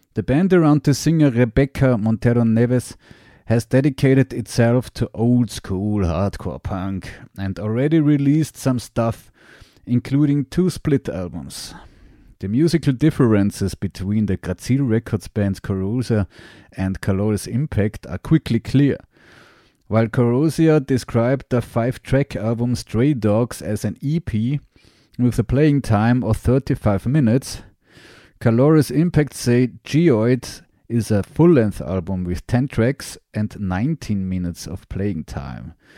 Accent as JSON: {"language": "English", "town": "Graz", "region": "Styria", "country": "Austria", "said": "I'm a musician from Graz, Austria"}